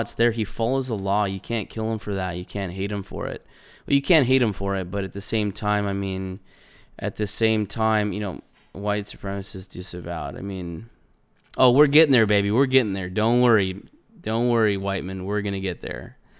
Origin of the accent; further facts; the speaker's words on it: California, United States; moved away; I grew up in California.